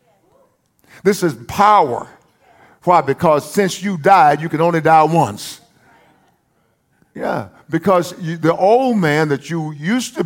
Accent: United States; I'm also identified as an American. Because this is the home of my birth, the land of my birth

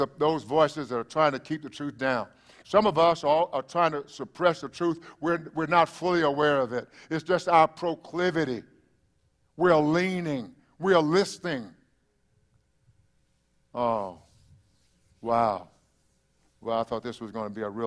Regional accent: East Texas, United States; now in South Texas, United States; that would be East Texas.

